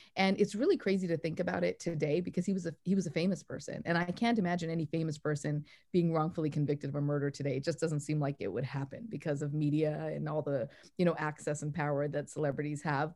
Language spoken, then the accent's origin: English; Canada; also born or lived in Calgary, Canada; now in New York, United States; I'm from Canada originally